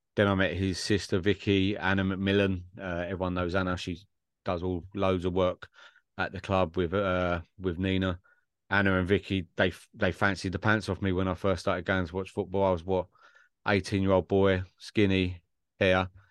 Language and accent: English; Essex, East of England, United Kingdom; I'm from Essex